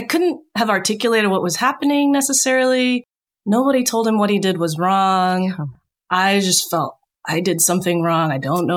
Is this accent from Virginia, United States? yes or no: yes; Richmond, Virginia, United States; moved away; also born or lived in Bay Area, California; I grew up in Richmond, Virginia